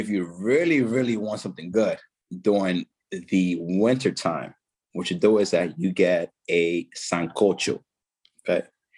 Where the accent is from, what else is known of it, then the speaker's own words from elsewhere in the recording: Haina, San Cristóbal, Dominican Republic; You go to Santo Domingo, or you could just go to my hometown, Haina. It's a little village, man, and I'll show you a good time over there.